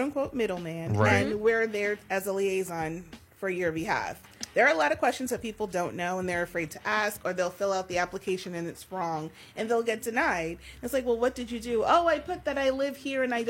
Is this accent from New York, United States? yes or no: yes; New York, United States; now in Delaware, United States; I'm from New York